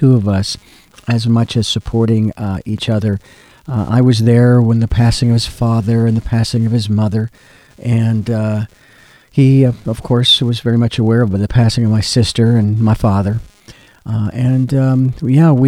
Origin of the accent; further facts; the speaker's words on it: Phoenix, Arizona, United States; a kid growing up in Phoenix